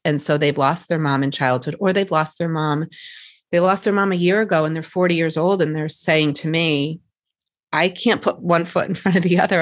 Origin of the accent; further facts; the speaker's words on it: Boston, Massachusetts, United States; here just in Boston, around my hometown